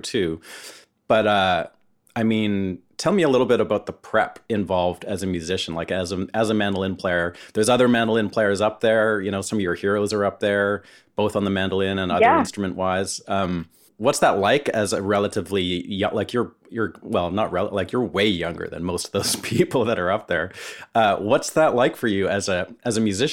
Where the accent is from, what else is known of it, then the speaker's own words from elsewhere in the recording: Vancouver, British Columbia, Canada; now in Nashville, United States; I live in Nashville, but I'm from Vancouver